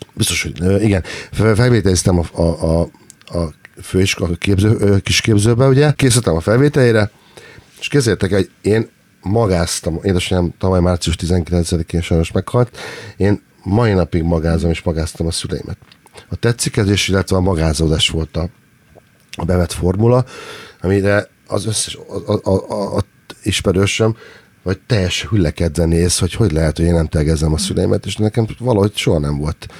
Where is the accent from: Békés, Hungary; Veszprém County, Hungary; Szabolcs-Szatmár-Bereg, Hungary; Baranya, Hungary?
Szabolcs-Szatmár-Bereg, Hungary; Nyírbátor; now in Budapest, Hungary; Nagyon-nagyon sok mindent hoztam magam a nyírbátorból